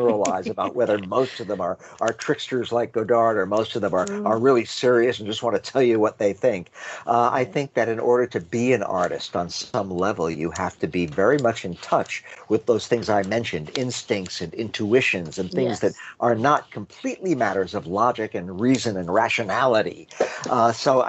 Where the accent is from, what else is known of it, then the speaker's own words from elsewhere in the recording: United States; I am an American